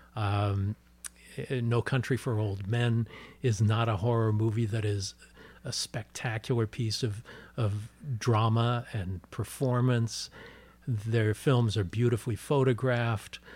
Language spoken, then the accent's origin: English; Los Angeles, California, United States; I'm born and raised in Los Angeles